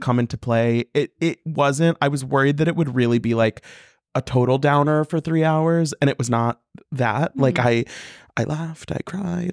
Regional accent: Missouri, United States; I'm from Missouri.

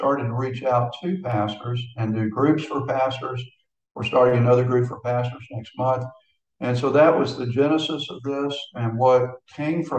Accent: Houston, Texas, United States; moved away as an adult; now in Florida, United States; born and raised in Houston, and my entire ministry was in Texas

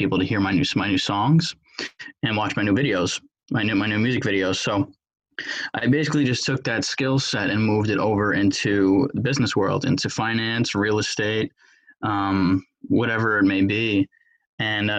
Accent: New York, United States; I grew up in New York, live here currently.

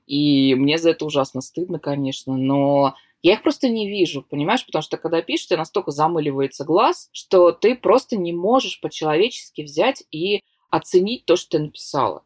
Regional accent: Saint Petersburg, Russia; из Санкт-Петербурга

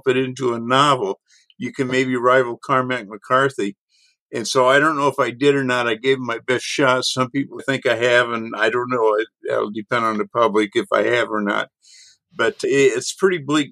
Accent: on the Gulf, East Texas, United States; East Texas where I grew up, a little north of where I grew up on the Gulf

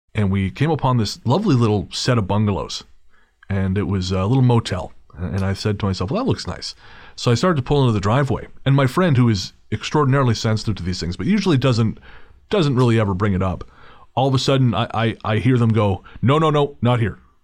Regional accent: Revelstoke, British Columbia, Canada; my hometown of Revelstoke

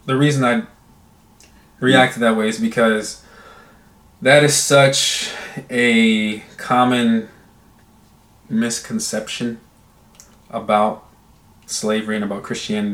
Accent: United States; I'm American

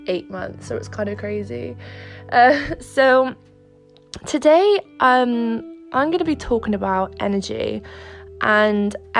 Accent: Wales, United Kingdom; also born or lived in Monaco / Cardiff; I moved back from Monaco to Wales and I'm back with my family now

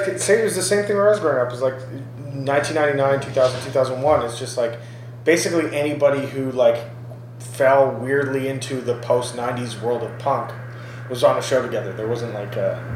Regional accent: Brampton, Ontario, Canada; growing up in Brampton

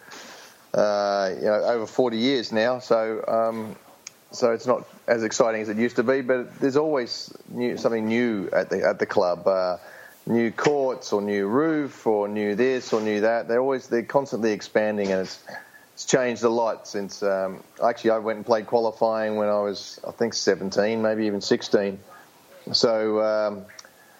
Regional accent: Melbourne, Victoria, Australia; to play the Davis Cup in my hometown

